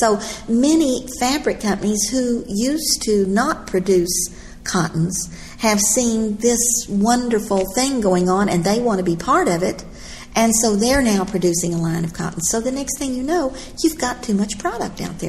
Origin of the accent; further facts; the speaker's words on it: Texas, United States; I'm from Texas.